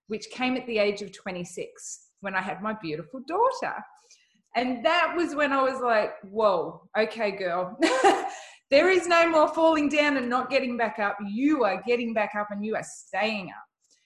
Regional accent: Sunshine Coast, Queensland, Australia; I am from the Sunshine Coast all the way in Australia.

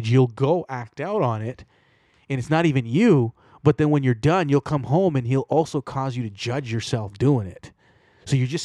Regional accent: Toronto, Ontario, Canada; I grew up around Jamaicans in Toronto.

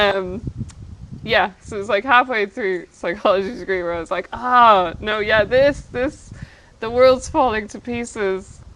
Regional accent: Ireland; growing up in Ireland

